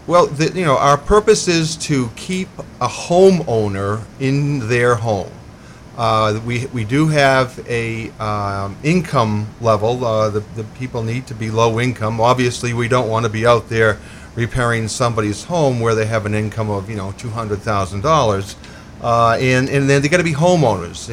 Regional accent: Lewiston, Maine, United States; also born or lived in Colorado / Massachusetts; I was born here in Lewiston

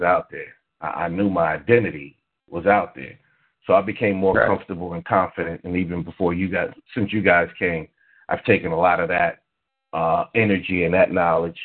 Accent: New York, United States; me and you, Ravana, knew we grew up in New York

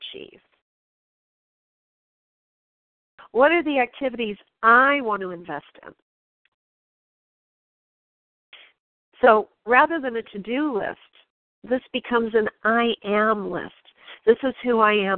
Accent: New York, United States; I'm from New York

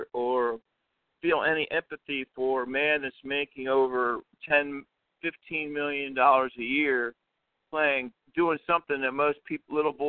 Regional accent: Washington, District of Columbia, United States; I'm from Washington, D.C.

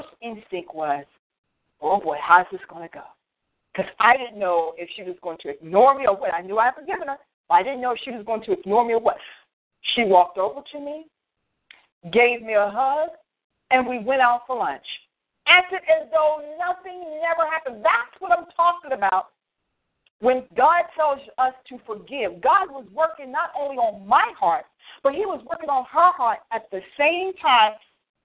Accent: Frederick, United States; here in my hometown, Frederick

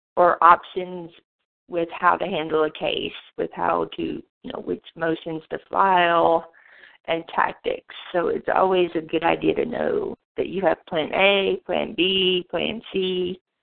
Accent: Monticello, Arkansas, United States; also born or lived in Washington, D.C.; I am originally from Monticello, Arkansas

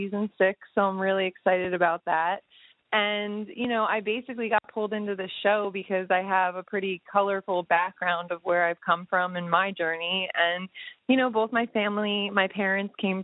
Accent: Pennsylvania, United States; I grew up out here in Pennsylvania because of everything that had happened with my family.

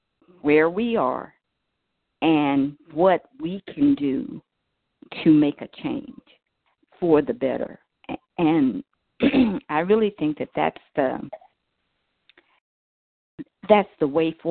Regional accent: California, United States

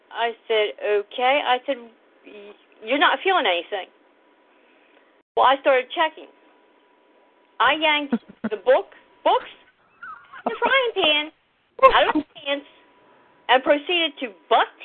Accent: Delaware, United States; accent: southern twang; also born or lived in Florida; I was born in Delaware. However, the first three years of my life, I did spend in Florida.

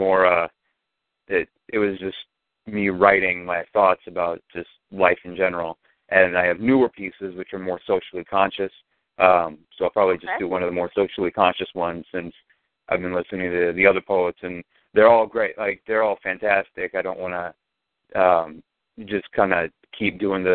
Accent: Lawrence, Kansas, United States; now in Buffalo, United States; I was originally from Lawrence, Kansas, just outside of Kansas City.

